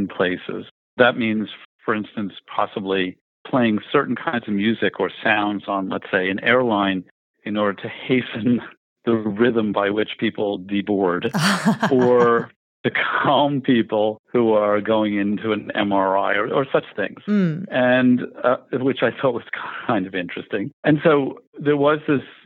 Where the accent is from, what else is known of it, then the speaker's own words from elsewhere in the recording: New York, United States; I grew up in Greenwich Village in New York